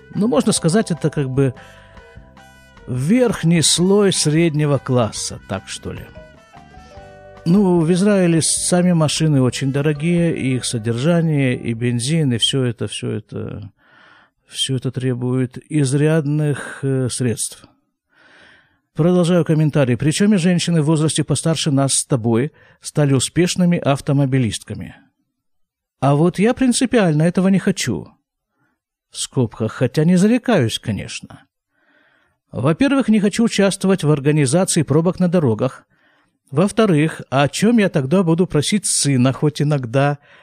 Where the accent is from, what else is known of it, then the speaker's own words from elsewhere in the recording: Krasnoyarsk, Krasnoyarsk Krai, Russia; moved away as an adult; now in Israel; я же из Красноярска, причем не просто из Красноярска, а с его рабочей окраины. Я там прожил 32 с половиной года